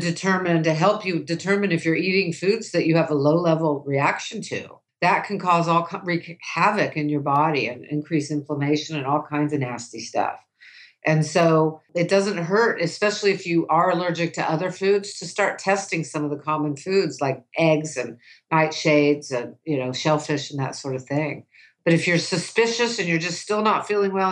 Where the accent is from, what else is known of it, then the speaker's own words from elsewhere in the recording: United States; I grew up in the United States as a woman